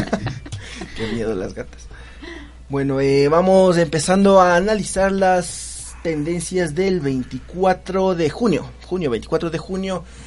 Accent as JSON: {"language": "Spanish", "town": "Quito", "region": "Pichincha", "country": "Ecuador", "said": "los quiteños"}